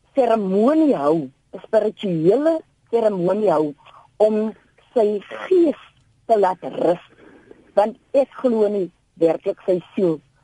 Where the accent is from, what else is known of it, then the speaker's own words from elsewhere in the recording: South Africa; ons as inheemse Suid-Afrikaners